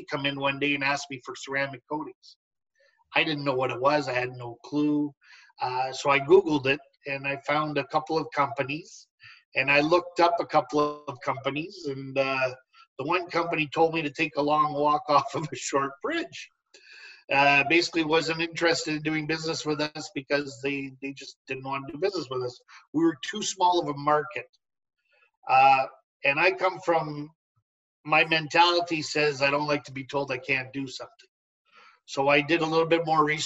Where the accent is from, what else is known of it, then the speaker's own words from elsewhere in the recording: Canada; as Canadians, we curl in the winter, we golf in the summer.